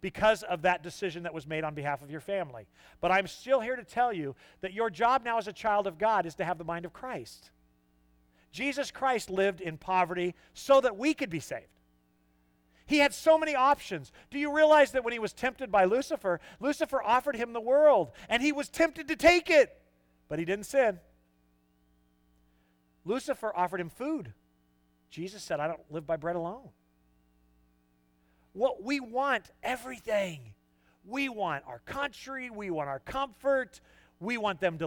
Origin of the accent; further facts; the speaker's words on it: Southern California, United States; moved away; I'm not a Yankee. I'm from Southern California.